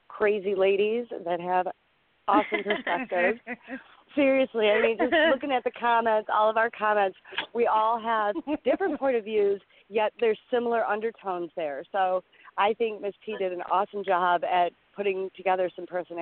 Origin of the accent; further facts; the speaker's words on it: Detroit, Michigan, United States; I'm from Detroit.